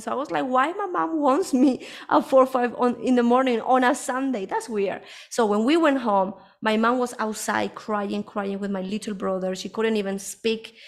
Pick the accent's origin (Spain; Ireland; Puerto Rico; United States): Spain; moved away as an adult; also born or lived in United Kingdom; now in Colombia; I was born here in Colombia. This is where I am at the moment. Um, but when I was a, around five or six years, I, uh, my family moved, my mom moved to Spain